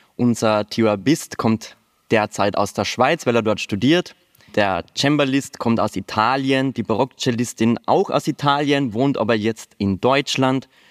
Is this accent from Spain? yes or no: no; Austria; ich bin aus Österreich